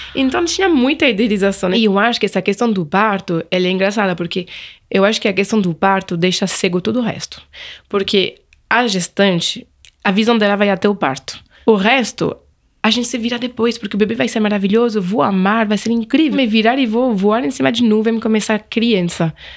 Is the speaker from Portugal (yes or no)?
no; Angers, Pays de la Loire, France; Portuguese is a second language; moved away as an adult; now in São Paulo, Brazil; Na França, sou de Angers, no Vale do Loire